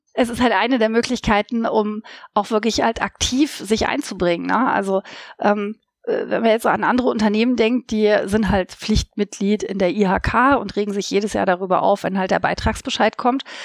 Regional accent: Saxony-Anhalt, Germany; now in Leipzig, Germany; Ich stamme nicht aus Sachsen, das ist richtig, aber ich stamme quasi aus einer anderen Ostkammer, wenn man so möchte, nämlich aus Sachsen-Anhalt.

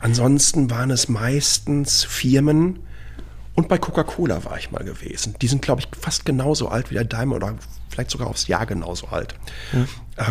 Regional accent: Dortmund, North Rhine-Westphalia, Germany; moved away as an adult; now in Taiwan; ich bin ähm, 1971 in Dortmund geboren

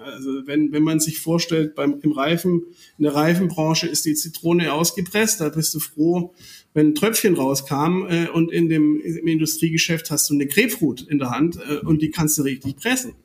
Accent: Germany; wir als, als Deutsche

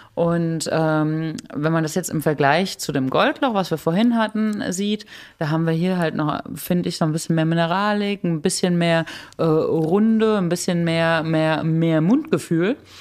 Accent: Germany

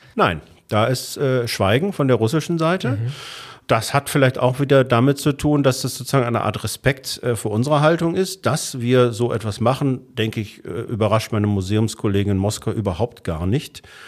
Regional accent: Germany; als Deutscher

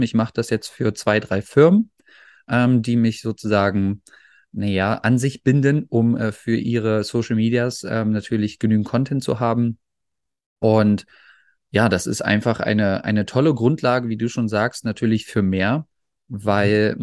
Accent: Magdeburg, Saxony-Anhalt, Germany; now in Netherlands; bei uns in Magdeburg

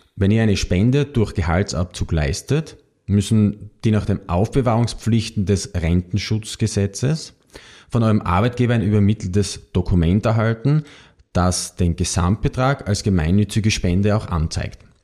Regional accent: Austria; bei uns in Österreich

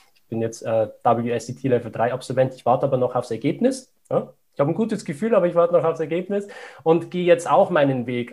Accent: Upper Palatinate, Bavaria, Germany; ich komme aus der Oberpfalz

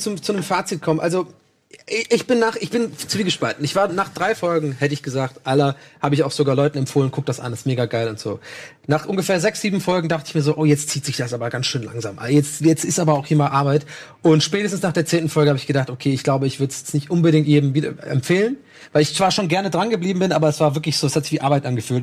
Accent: Germany; als Deutsche

